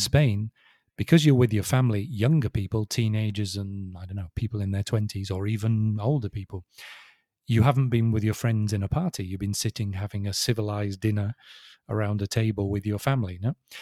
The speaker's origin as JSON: {"language": "English", "region": "England", "country": "United Kingdom", "said": "I'm English"}